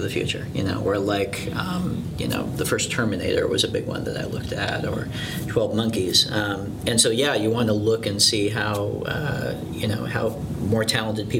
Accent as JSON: {"language": "English", "town": "San Clemente", "region": "California", "country": "United States", "tie": "born or raised there", "said": "growing up in San Clemente, it is a, you know, it was a really bright, beautiful, clean beach town"}